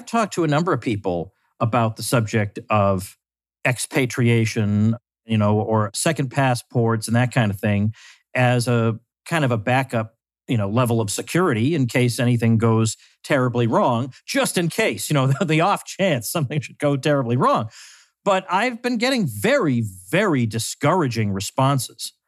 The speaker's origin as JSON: {"language": "English", "country": "United States", "said": "as an American"}